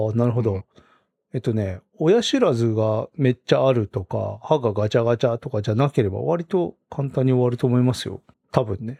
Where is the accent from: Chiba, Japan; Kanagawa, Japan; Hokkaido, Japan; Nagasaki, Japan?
Hokkaido, Japan; Rumoi; born or raised there